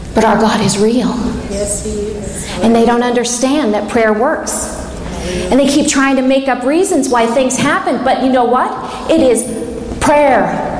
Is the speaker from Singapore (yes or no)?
no; England, United Kingdom; I'm English